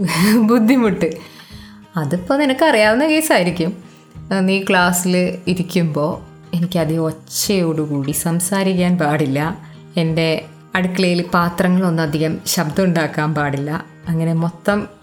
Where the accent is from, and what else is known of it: Ernakulam, Kerala, India; born or raised there